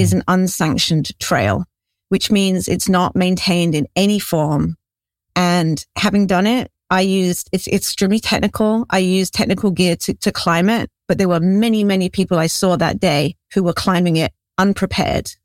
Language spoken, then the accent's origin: English; England, United Kingdom; moved away as an adult; also born or lived in Haiku Valley, Oahu, Hawaii; now in Oahu, United States; as you might be able to tell from my accent, I'm actually English. I grew up on a small farm in England, and I moved to Hawaii about twenty years ago